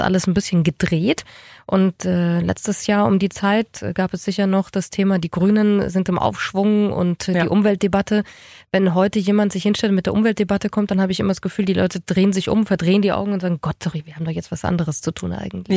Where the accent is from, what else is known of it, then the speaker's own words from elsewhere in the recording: Germany; bei uns in Deutschland